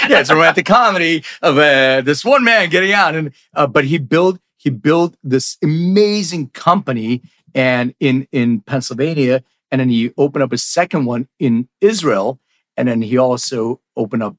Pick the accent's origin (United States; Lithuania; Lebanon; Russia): Lithuania; I was born in Lithuania